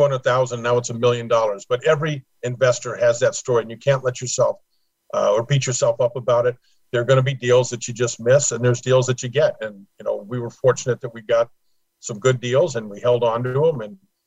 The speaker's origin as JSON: {"language": "English", "town": "Los Angeles", "region": "California", "country": "United States", "tie": "born or raised there", "also_born_or_lived": "Pasadena", "moved": "as an adult", "lives_now": "Florida, United States", "said": "grew up in Los Angeles, moved to Florida in 2006"}